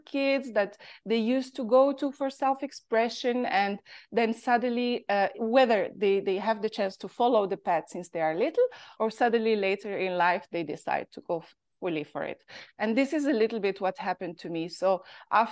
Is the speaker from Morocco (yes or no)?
yes; Morocco; accent: Moroccan; English is a second language; moved away as an adult; also born or lived in Paris; I grew up in Morocco, and I left Morocco when I was 20 years old to go follow my studies in Paris